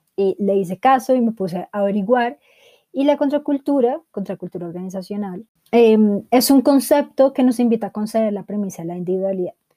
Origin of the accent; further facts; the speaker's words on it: Bogotá, Colombia; bogotana, edición de los 90